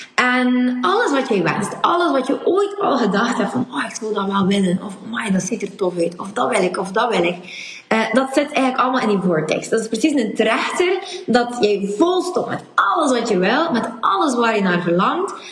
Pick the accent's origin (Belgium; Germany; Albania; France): Belgium; West Flanders; accent: West Flemish; mijn accent en dat ik in West-Vlaming ben